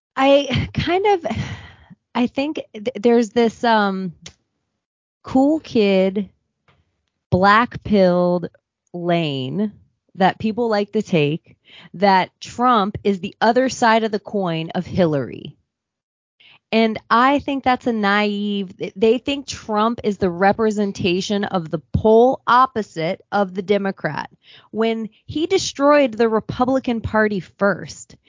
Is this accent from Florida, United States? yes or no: yes; Palm Beach, Florida, United States; I'm from Palm Beach, Florida.